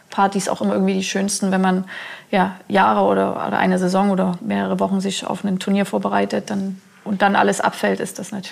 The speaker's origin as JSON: {"language": "German", "town": "Chemnitz", "region": "Saxony", "country": "Germany", "tie": "born or raised there", "said": "Ich bin gebürtige Chemnitzerin, da schlägt mein Herz nur blau-weiß."}